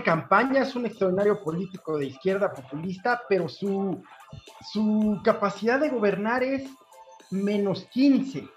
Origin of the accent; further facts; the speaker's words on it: Mexico; la gente que vive en mi país